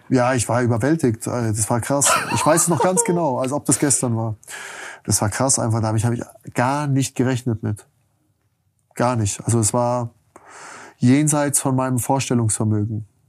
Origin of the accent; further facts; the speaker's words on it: Germany; als Deutscher